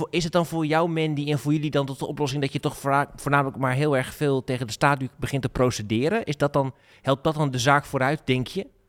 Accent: Groningen, Netherlands; Dat bepalen wij toch als, als, als Groningers

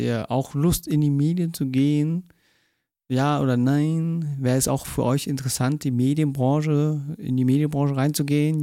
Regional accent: Munich, Bavaria, Germany; ich bin auch geboren, halt richtig äh, geborener Münchner, auch äh, Bayer

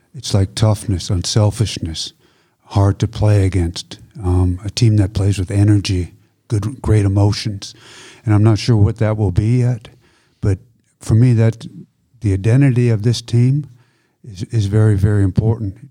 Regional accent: Canada; moved away as an adult; now in Germany; I'm Canadian, I played for Canada, grew up in Canada

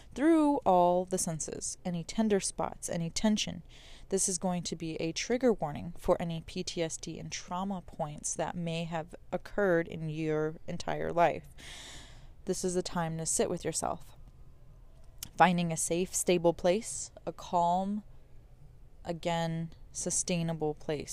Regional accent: New Mexico, United States; I'm from New Mexico

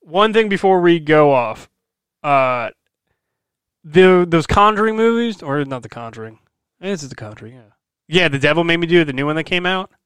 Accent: Brick, New Jersey, United States; I grew up in Brick, New Jersey

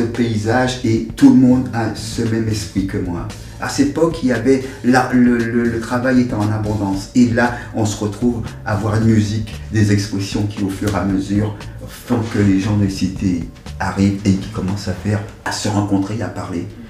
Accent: Martinique; also born or lived in Dugny, France; now in France; Je viens de la Martinique. Je pars de la Martinique en 1974 et j'arrive dans les périodes du mois de juin en France, dans une commune qui s'appelle Duny

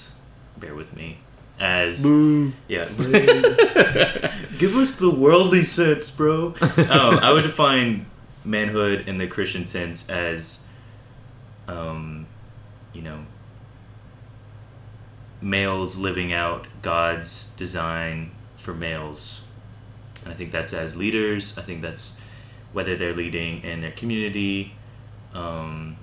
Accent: Cashiers, North Carolina, United States; I'm from Cashers, North Carolina, which is from the mountains of North Carolina.

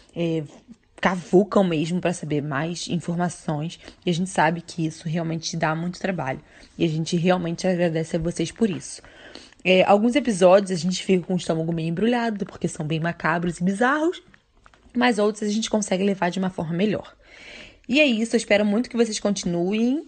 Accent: Rio de Janeiro, Brazil; now in Belgium; eu sou carioca, mas atualmente moro na Bélgica.

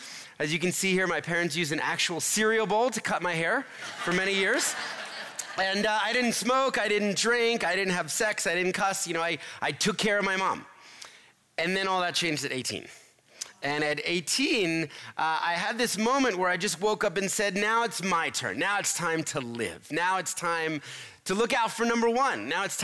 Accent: Philadelphia, Pennsylvania, United States; born there; I was born in Philadelphia in a middle-class family.

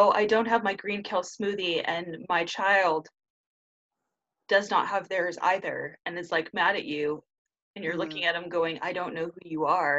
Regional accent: Surf City, California, United States; also born or lived in Huntington Beach, California; I grew up in Surf City, USA. Okay, I grew up a couple cities away and then lived there.

